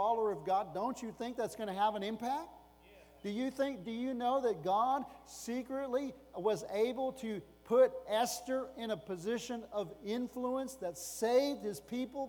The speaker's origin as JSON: {"language": "English", "country": "United States", "said": "as an American"}